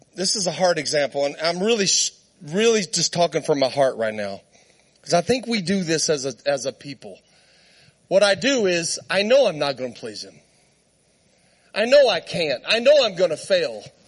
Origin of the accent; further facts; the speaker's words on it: Southern Arizona, United States; moved away as an adult; also born or lived in Texas / Great Falls, Montana; I was born in Texas, raised in Southern Arizona. I, I'm at, like, I lived outside of Tombstone, Arizona